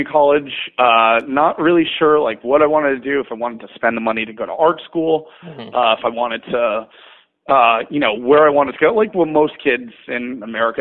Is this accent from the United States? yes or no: yes; New Windsor, New York, United States; I was born and raised in upstate New York, a town called New Windsor.